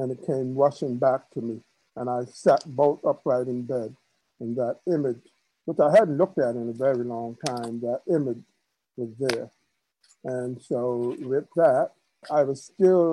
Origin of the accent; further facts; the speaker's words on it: New York City, New York, United States; the church that I grew up in Queens, in New York